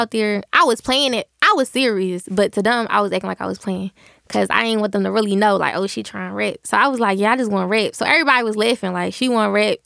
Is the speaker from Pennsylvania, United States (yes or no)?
yes; Philadelphia, Pennsylvania, United States; I used to go to school in South Philly